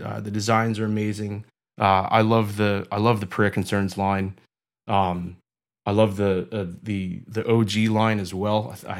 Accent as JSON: {"language": "English", "town": "Delran", "region": "New Jersey", "country": "United States", "tie": "born or raised there", "said": "No, I grew up in South Jersey, small town called Delran."}